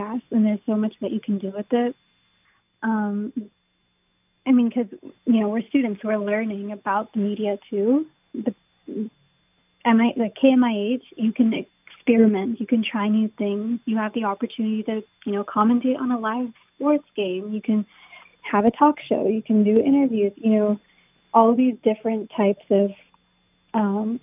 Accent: United States; now in New York City, United States; growing up in America

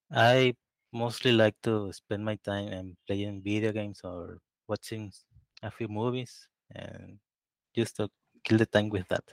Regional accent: Tabasco, Mexico; I am from Mexico. It's, uh, eh, more specifically, uh, I live in Tabasco, in the south of Mexico.

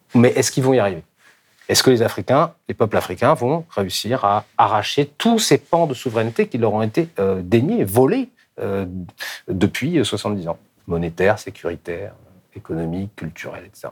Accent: France; en tant que Français, en France

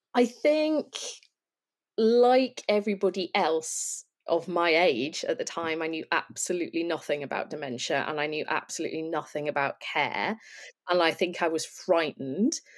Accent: Lancashire, North West England, United Kingdom; I'm from Lancashire

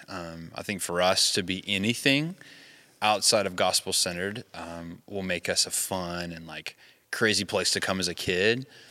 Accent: the South, United States; moved away; I grew up in the South

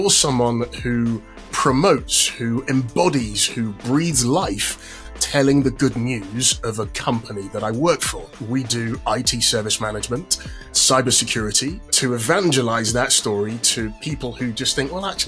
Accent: London, United Kingdom; I am from London as well.

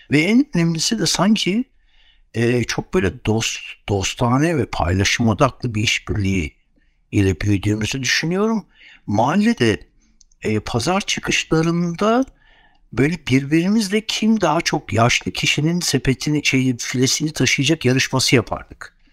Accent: Istanbul, Turkey; ve aslında ben tabii İstanbulluyum. İstanbul'da büyüdüm. Bütün çocukluğum İstanbul'da geçti.

